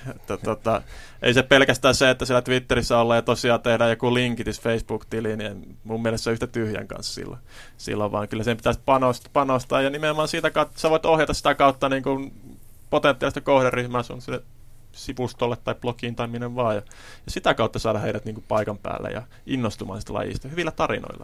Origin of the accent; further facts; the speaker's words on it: Kuopio, North Savo, Finland; itse kun olin lapsi, niin meillä esimerkiksi Kuopiossa pyöri tällainen liikuntakerho